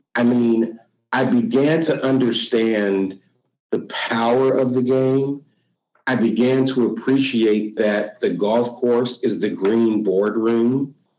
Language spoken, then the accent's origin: English; Dayton, Ohio, United States; I grew up in Dayton, Ohio